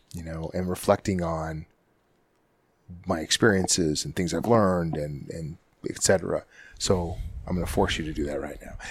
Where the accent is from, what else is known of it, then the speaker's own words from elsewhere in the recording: Canada; moved away; growing up in Canada